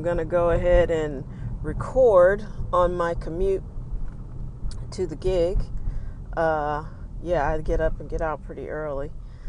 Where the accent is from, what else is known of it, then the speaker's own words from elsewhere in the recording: St. Louis, Missouri, United States; A big part of the things that I like about myself a big part of that is because I'm from St. Louis.